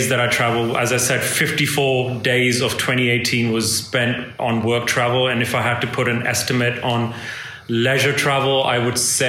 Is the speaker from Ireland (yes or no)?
no; India; moved away; India holds a special place for me in my heart. That's my home country